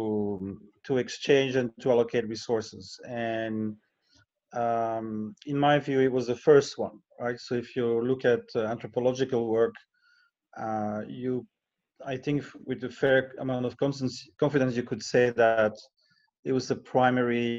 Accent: Brussels, Brussels-Capital Region, Belgium; moved away as an adult; now in Chiang Mai, Thailand; I'm Belgian originally, and I moved here in 2003. And, you know, but to make a living, I travel quite a bit. You know, I give lectures and workshops. And for the last 3 years, I had a 100-day contract per year in Brussels, back in my hometown

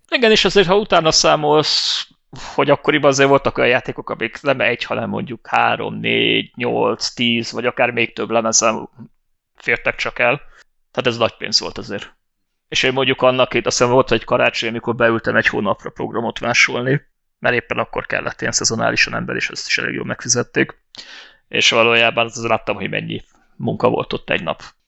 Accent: Hungary; Most magyarok vagyunk

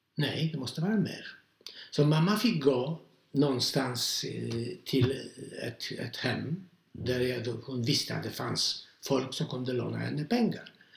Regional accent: Poland; Swedish is a second language; moved away as an adult; now in Sweden; jag varit uppvuxen i polsk kultur och språket. Mm. Därför känner jag mig som polack.

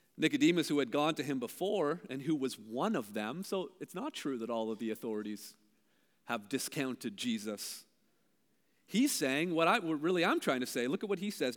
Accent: Brampton, Ontario, Canada; also born or lived in Hamilton, Ontario; I'm from Brampton. But the truth is, I was born in Hamilton

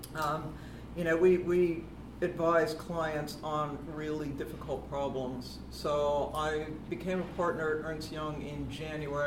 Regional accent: United States; accent: flat American; moved away as an adult; now in London, United Kingdom; I'm American. I've lived in the UK for 20 years now. I came here in 1996

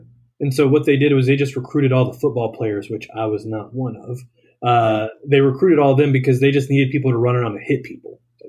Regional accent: Greensboro, North Carolina, United States; moved away as an adult; I am from originally Greensboro, North Carolina. So it's dead center of the state. That's where I grew up. I spent 18 years there.

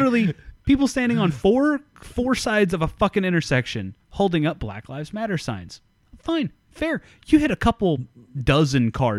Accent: central Oklahoma, United States; moved away; the small town that I grew up in, a town of less than 8,000 people in central Oklahoma

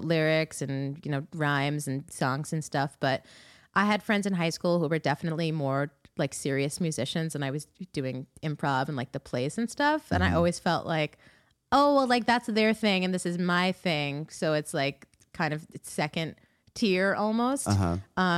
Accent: New York City, New York, United States; also born or lived in Ithaca, New York; I grew up around Queens and Long Island.

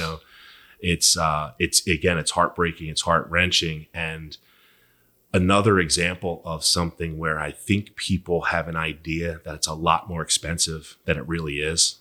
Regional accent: Philadelphia, Pennsylvania, United States; born and raised in Philly

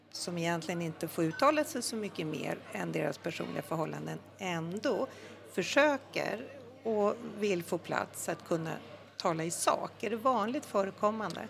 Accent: Stockholm, Stockholm County, Sweden; jag är stockholmare sen eh, mm tusen år tillbaka

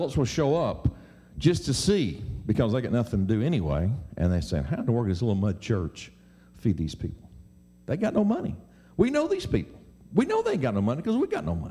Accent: Mississippi, United States; I'm from Mississippi

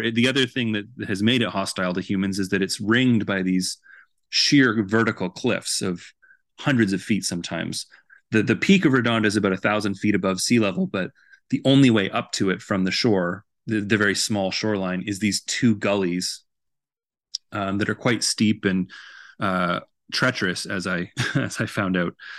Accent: Vancouver, British Columbia, Canada; moved away as an adult; now in Edmonton, Canada; I'm originally from Vancouver, so I didn't grow up here or attend school here, but I've lived here pretty much my entire adult life.

